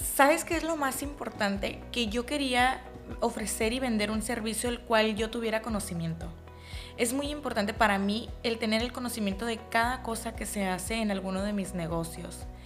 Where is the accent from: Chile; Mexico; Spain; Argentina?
Mexico; yo vengo de México, soy mexicana